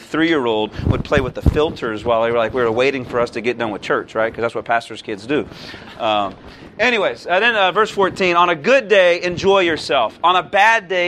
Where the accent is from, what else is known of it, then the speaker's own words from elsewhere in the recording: Naples, Florida, United States; now in Youngstown, United States; I'm from Naples, Florida